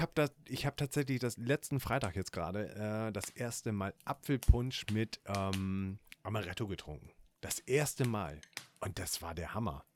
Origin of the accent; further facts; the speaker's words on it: Northern Germany, Germany; Gerade als Norddeutscher hat man äh, Kartoffeln, da wird man mit aufgezogen